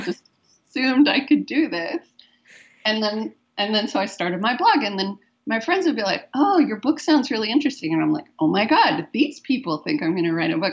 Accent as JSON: {"language": "English", "country": "United States", "moved": "as an adult", "lives_now": "Vancouver, Canada", "said": "as an American"}